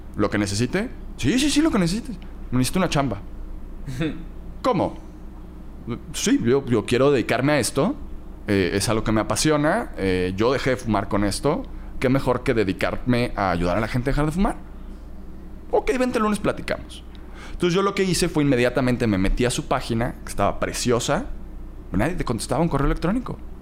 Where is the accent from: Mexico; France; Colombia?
Mexico; Cancún, Quintana Roo; also born or lived in Playa del Carmen; nací, crecí en Cancún y después me fui a Playa del Carmen.